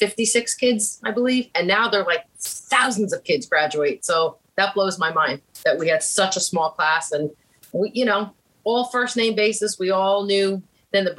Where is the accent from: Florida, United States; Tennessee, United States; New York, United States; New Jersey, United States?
New Jersey, United States; Metuchen; I grew up in New Jersey, a little town, Metuchen